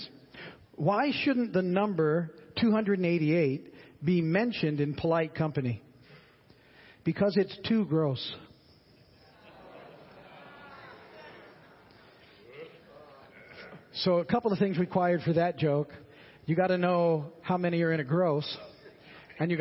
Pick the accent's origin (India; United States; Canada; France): United States; I was born in the States